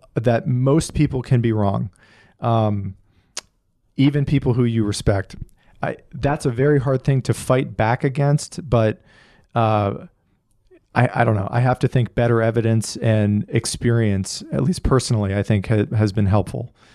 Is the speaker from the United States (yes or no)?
yes; Northeast, United States; I grew up in the Northeast